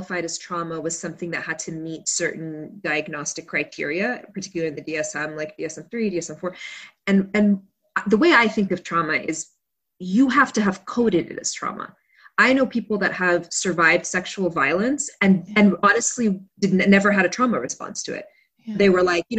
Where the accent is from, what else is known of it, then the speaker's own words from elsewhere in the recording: Kuwait; moved away; also born or lived in United States; then we went back to Kuwait